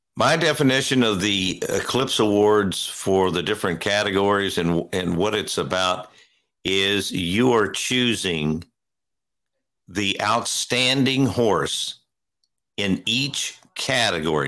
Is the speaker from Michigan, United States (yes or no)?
no; Louisville, Kentucky, United States; I was born and raised in Louisville